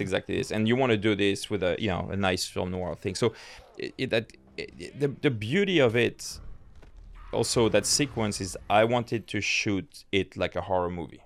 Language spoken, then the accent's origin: English; France; moved away as an adult; also born or lived in New York, United States; I grew up in France